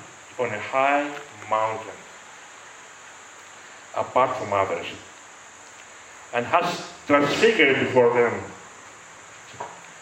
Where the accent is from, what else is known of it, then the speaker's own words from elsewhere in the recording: Greece; I am Greek.